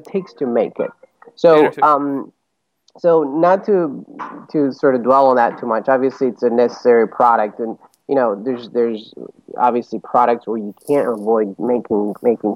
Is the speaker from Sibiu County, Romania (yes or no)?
no; Bucharest, Romania; moved away as an adult; also born or lived in Chicago; now in New York, United States; I grew up in Romania, in Bucharest. I was born and raised there, went to college there. And right after college, my wife and I moved to Chicago